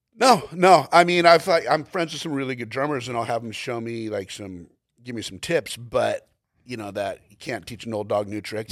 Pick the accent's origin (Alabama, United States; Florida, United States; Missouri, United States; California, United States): California, United States; Glendale; I was born in Glendale, California, went to school in Glendale, California, graduated from Glendale, California